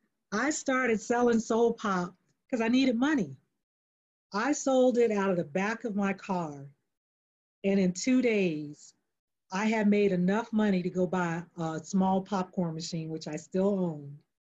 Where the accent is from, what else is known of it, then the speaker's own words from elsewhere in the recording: North Carolina, United States; now in Texas, United States; I'm from North Carolina, but I live, you know, I live in Texas.